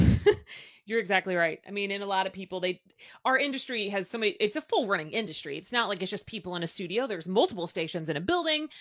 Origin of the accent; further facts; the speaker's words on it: Louisville, Kentucky, United States; I have stayed here and it happens to be my hometown